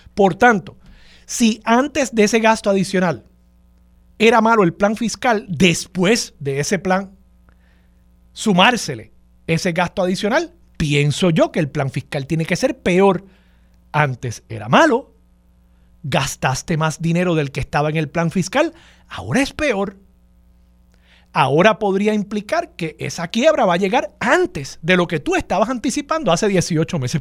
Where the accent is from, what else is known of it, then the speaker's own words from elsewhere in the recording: Levittown, Puerto Rico; nosotros los puertorriqueños